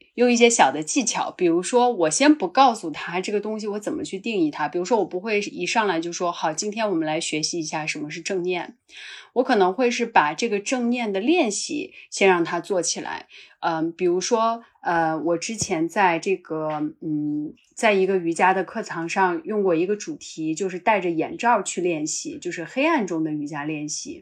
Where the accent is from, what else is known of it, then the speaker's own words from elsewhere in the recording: Qinghai-Tibet Plateau, China; also born or lived in Northwest China; now in Beijing, China; 因为我出生在这个西北哈，其实长大是在这个青藏高原